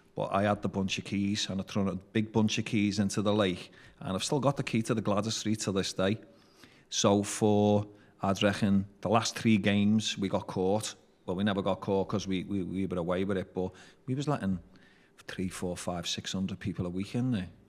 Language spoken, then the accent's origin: English; Liverpool, North West England, United Kingdom; I was born in Vauxhall Gardens in nineteen seventy